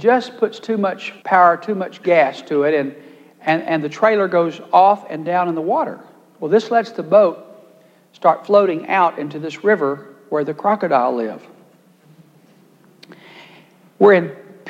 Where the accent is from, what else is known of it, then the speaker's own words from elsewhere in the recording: Texas, United States; my great weakness as a Texan from a ranch